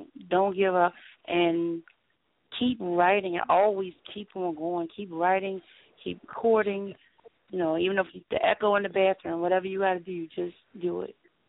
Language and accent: English; New Zealand; I'm Kiwi.